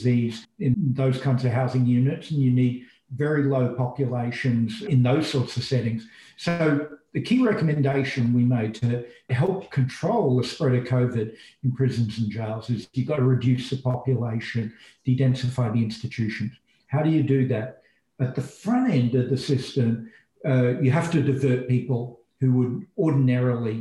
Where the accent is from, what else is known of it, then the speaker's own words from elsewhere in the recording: Australia; moved away as an adult; now in United States; I'm an Australian and I went to graduate school in the US. And over time, as America became my home